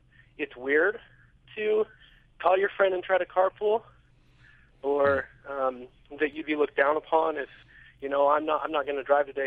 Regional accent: Cache Valley, Utah, United States; I grew up here in Cache Valley

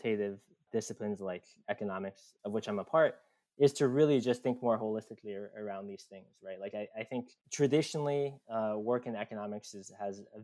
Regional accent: Virginia, United States; I grew up in Virginia

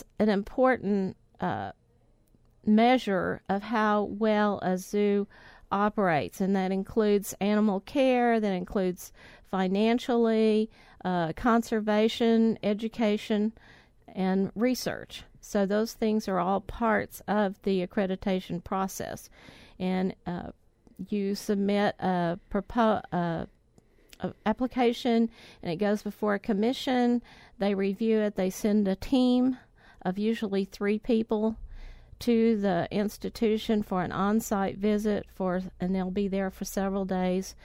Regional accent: Oklahoma, United States; moved away as an adult; now in Lufkin, United States; I'm originally from Oklahoma

